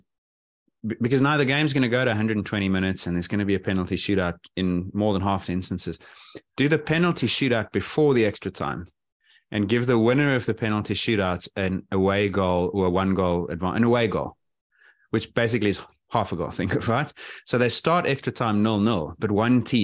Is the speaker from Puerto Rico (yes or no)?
no; South Africa; as a South African